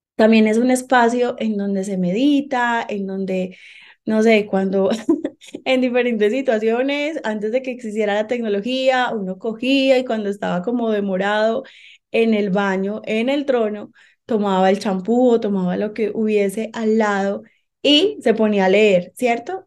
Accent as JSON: {"language": "Spanish", "town": "Medellín", "region": "Antioquia", "country": "Colombia", "tie": "born or raised there", "moved": "as an adult", "lives_now": "Bogotá, Colombia", "said": "Soy colombiana de Medellín, Antioquia, pero hace 11 años vine a vivir acá a la ciudad de Bogotá"}